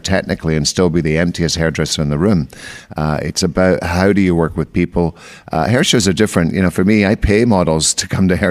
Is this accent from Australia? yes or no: no; Scotland, United Kingdom; moved away as an adult; I'm originally Scottish, so I've been here for, I came here when I'm 24